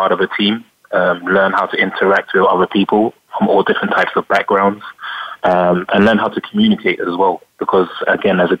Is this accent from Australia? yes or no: no; London, United Kingdom; I grew up in Northwest London.